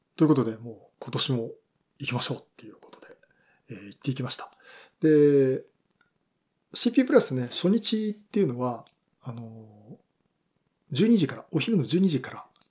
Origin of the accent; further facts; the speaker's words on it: Yokohama, Kanagawa, Japan; 私の地元横浜